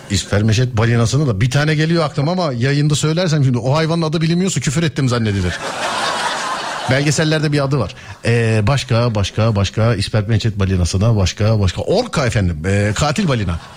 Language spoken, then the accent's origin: Turkish; Istanbul, Turkey